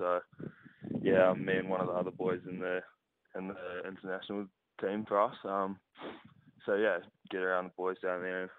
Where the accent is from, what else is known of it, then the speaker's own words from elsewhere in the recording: New Zealand; moved away as an adult; now in Melbourne, Australia; my story's a bit different to a few other New Zealand boys